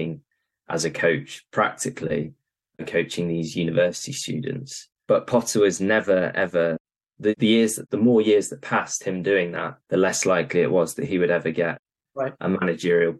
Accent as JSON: {"language": "English", "town": "York", "region": "Yorkshire and the Humber", "country": "United Kingdom", "tie": "born or raised there", "moved": "yes", "said": "I'm from York originally"}